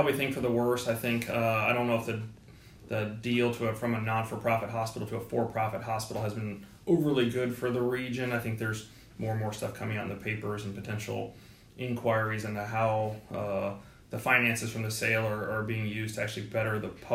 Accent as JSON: {"language": "English", "area": "Bay Area", "region": "California", "country": "United States", "tie": "born or raised there", "also_born_or_lived": "Indiana", "moved": "as an adult", "said": "I grew up in California in the Bay Area"}